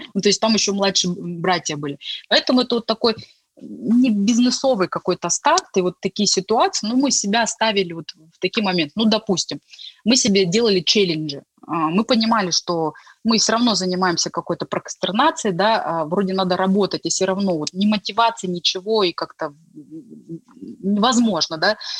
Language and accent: Russian; Gorno-Altaysk, Altai Krai, Russia; moved away; also born or lived in Tomsk; мой родной город, откуда я родом, это Горно-Алтайск, это республика Алтай